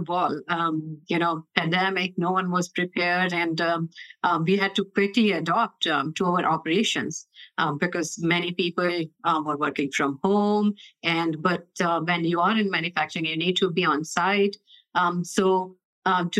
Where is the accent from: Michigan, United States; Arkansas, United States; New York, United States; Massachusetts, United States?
Massachusetts, United States; Boston; now in Los Angeles, United States; I'm originally from Boston, and currently I live in LA near Kite headquarters